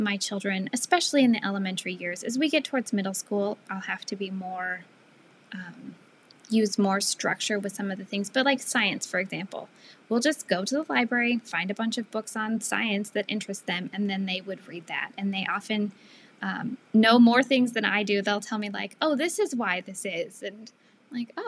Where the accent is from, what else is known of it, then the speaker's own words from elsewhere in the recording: Seattle, Washington, United States; moved away as an adult; also born or lived in Northeast US / Southwest US; I am from the Seattle area.